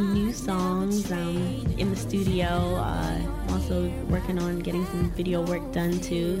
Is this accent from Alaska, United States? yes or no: no; close to D.C., Maryland, United States; also born or lived in Guyana; I was born in Guyana, so I have that Caribbean influence. Just being raised close to D.C. in Maryland, there's that go-go influence.